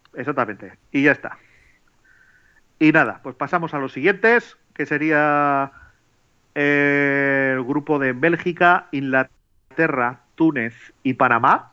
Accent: Bilbao, Basque Country, Spain; yo soy de Bilbao

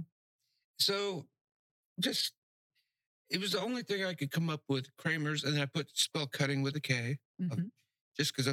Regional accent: North Miami, Florida, United States; also born or lived in Key West, Florida / Cape Coral, Florida; now in Pine Island, United States; I grew up in North Miami, and it was a beautiful little city

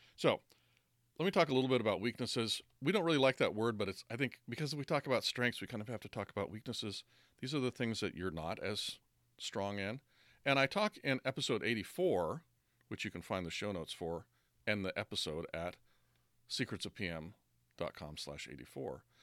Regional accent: United States; I'm American

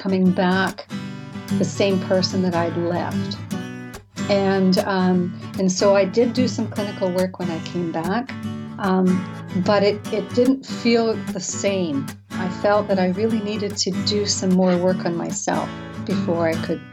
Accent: British Columbia, Canada; moved away; I grew up in the mountains of British Columbia. I'm a Canadian, actually. So I grew up in a mountain village

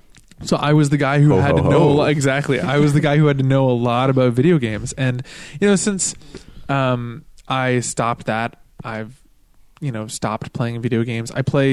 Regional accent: Ontario, Canada; moved away as an adult; now in Florida, United States; I'm also Canadian, and everyone else is not.

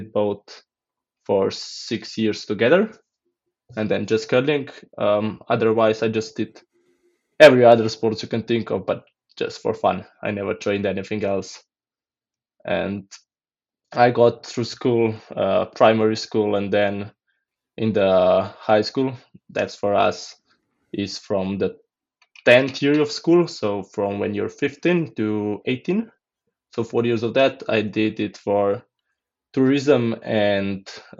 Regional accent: Blejska Dobrava, Upper Carniola, Slovenia; I'm from Slovenia and I'm from a region called Gorenska and a small village called Blejska Dobrava

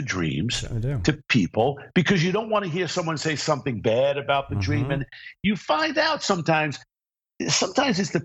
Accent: New York City, New York, United States; moved away as an adult; also born or lived in Long Island; now in Los Angeles, United States; I'm a guy from Brooklyn and moved to Long Island. And then from there at 18, I came

